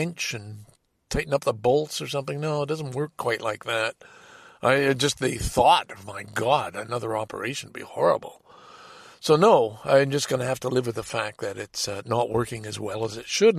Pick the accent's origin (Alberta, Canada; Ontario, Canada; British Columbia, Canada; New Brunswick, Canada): Ontario, Canada; as a Canadian citizen.